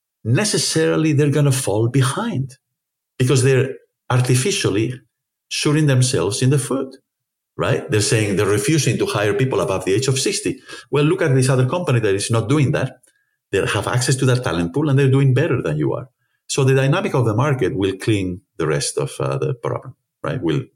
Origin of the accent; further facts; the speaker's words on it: Spain; as we say in Spain, you know, I'm from Spain, as you know